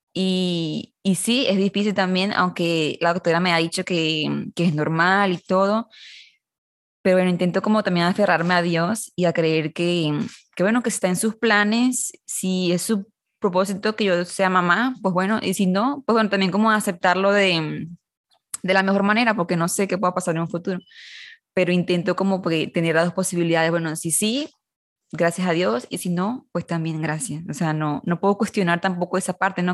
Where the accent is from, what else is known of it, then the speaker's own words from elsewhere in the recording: Venezuela; now in Monterrey, Mexico; yo soy de Caracas, bueno, no de la, cerca de la capital de Caracas, de Venezuela